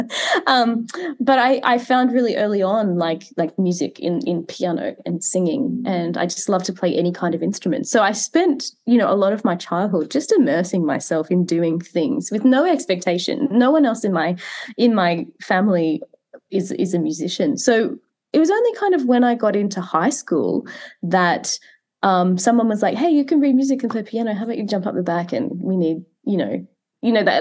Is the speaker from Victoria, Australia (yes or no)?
no; Queensland, Australia; I grew up in Queensland. So in the state that I am now, but I grew up in a really regional part of the country